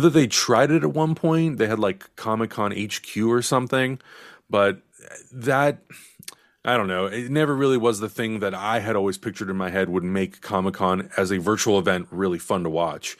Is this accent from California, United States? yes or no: yes; San Diego, California, United States; moved away; I'm from San Diego, so my family is all down there